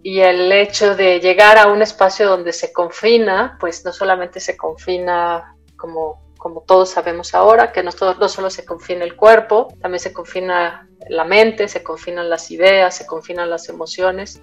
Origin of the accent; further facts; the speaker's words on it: Mexico City, Mexico; moved away as an adult; also born or lived in Michoacán / Tabasco; Cuando regreso a vivir a la Ciudad de México, yo soy de la Ciudad de México